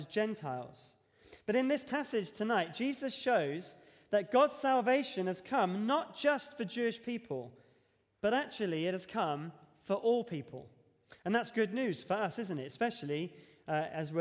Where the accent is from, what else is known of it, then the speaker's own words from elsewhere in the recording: Devon, South West England, United Kingdom; moved away; When I grew up in Devon, we used to have what we call youth discipleship here.